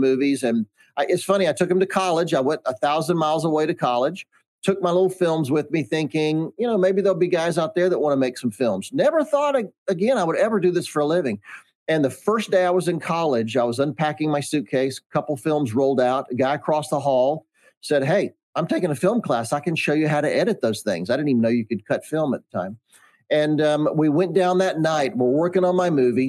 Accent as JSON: {"language": "English", "town": "Charlotte", "region": "North Carolina", "country": "United States", "tie": "born or raised there", "said": "I grew up in Charlotte, North Carolina"}